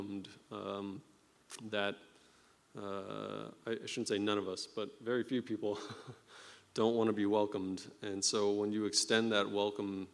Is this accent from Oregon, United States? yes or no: yes; Oregon, United States; I'm from Oregon, so I'm a Nike fan